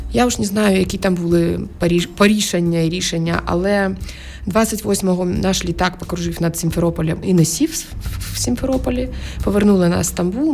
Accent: Crimea, Ukraine; moved away as an adult; я народилася в 76-му році в Криму

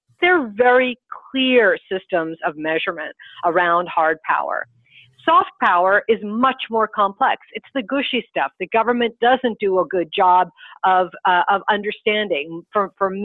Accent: United States; I'm an American

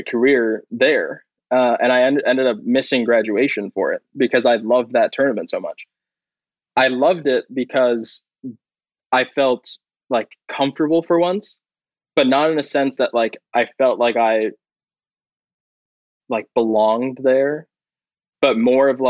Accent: San Francisco, California, United States; growing up in San Francisco

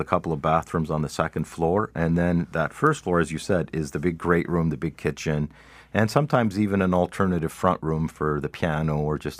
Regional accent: Canada; No, we're Canadian.

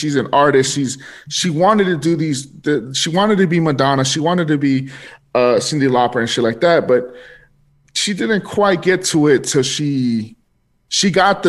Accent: California, United States; You know, I'm from California, you know, I'm a Chicano and stuff like that.

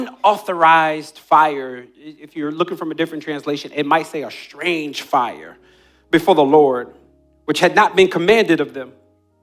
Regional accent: New Jersey, United States; When I was a kid, I grew up on the Jersey Shore, and my friends and I would race from the boardwalk all the way down to the water

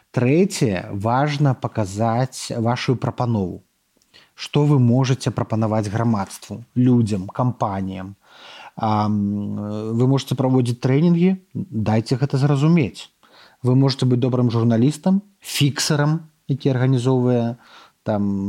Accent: Belarus; мы беларусы

